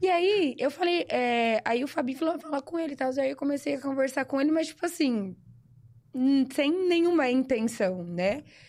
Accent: Sertãozinho, São Paulo, Brazil; Eu nasci em Sertãozinho, né, aqui ao lado de Ribeirão

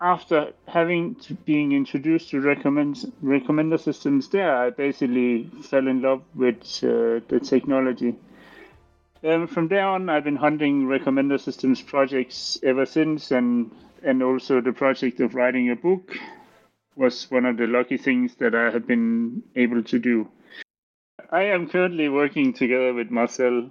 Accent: Denmark; I'm from Denmark.

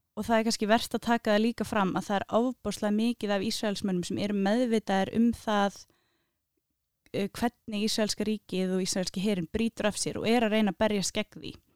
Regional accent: Reykjavík, Capital Region, Iceland; Ég er úr Vesturbænum, það er svona númer kannski eitt og tvö, ekki þrjú

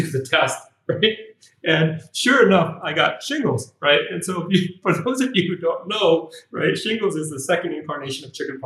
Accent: California, United States; moved away as an adult; also born or lived in Shanghai, China; now in Ho Chi Minh City, Vietnam; I was born here in Saigon and raised in the States

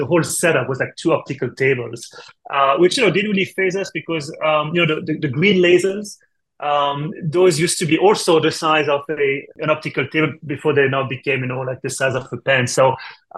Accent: France; English is a second language; moved away as an adult; also born or lived in Switzerland; now in United States; As you can tell from my accent, actually, I'm not from the States. I'm from France originally.

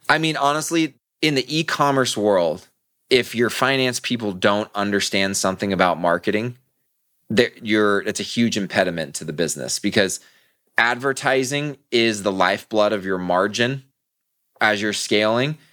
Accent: Southern California, United States; I'm born and raised in Southern California

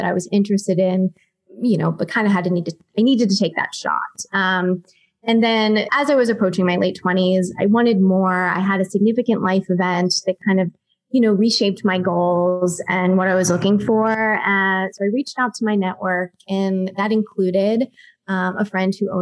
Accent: Pittsburgh, Pennsylvania, United States; moved away as an adult; also born or lived in Ohio; now in Los Angeles, United States; I'm originally from Pittsburgh, Pennsylvania.

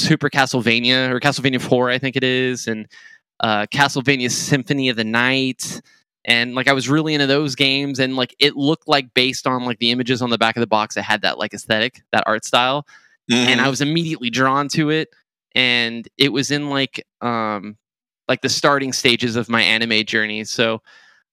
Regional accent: California, United States; where I grew up in California

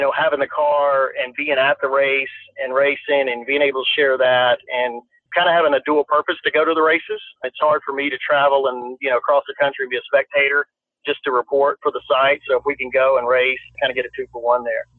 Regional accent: Louisiana, United States; I grew up in Louisiana

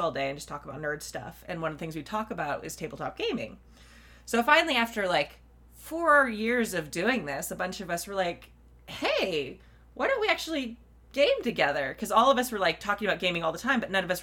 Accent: Southern California, United States; the Southern California Renaissance Fair was near my hometown

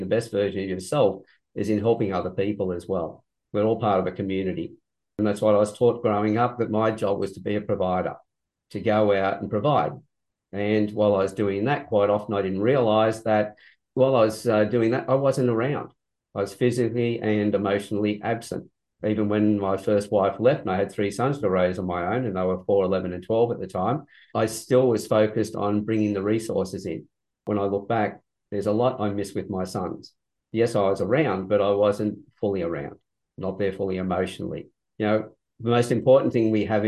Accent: Sydney, New South Wales, Australia; also born or lived in Newcastle, Australia; I was born in Sydney quite a long time ago. From that point, I then moved from Sydney to Newcastle

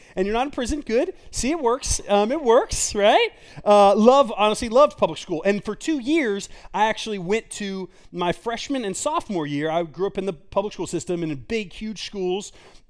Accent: Garland, Texas, United States; I grew up in Garland, Texas.

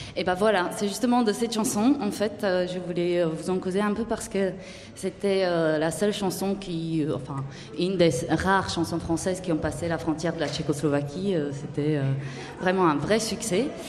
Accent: Slovakia; French is a second language; moved away

